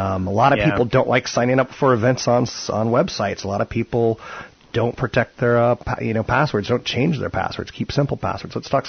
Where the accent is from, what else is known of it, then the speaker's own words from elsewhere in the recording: East Coast, United States; moved away; I'm from the East Coast